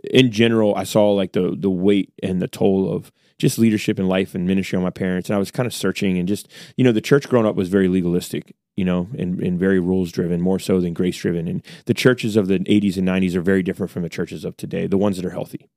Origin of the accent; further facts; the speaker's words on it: United States; I'm an American